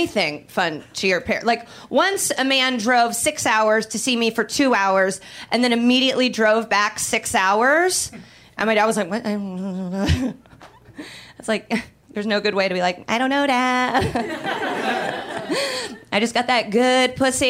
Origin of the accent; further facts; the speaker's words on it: Indiana, United States; moved away; I'm from Indiana